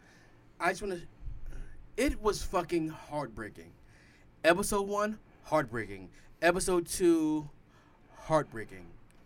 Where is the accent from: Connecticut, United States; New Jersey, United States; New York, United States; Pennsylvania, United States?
New York, United States; New York City; we're from Queens this time, and you 10, I'm 11, or you're 11, I'm 12.